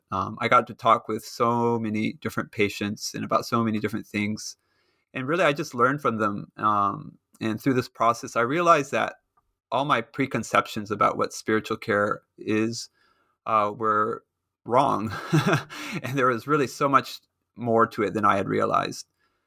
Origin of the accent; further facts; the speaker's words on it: Japan; But growing up in Japan, of course, I learned to speak Japanese.